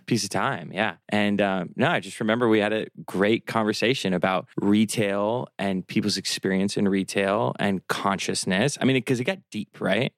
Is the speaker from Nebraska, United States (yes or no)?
yes; Omaha, Nebraska, United States; also born or lived in Miami